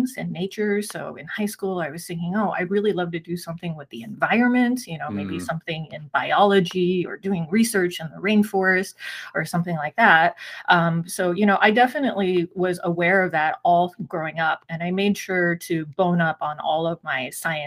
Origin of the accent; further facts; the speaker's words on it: San Gabriel Valley, Southern California, United States; also born or lived in Taiwan; I grew up here in Southern California in the San Gabriel Valley area. My parents immigrated here when I was 4 years old. I was born in Taiwan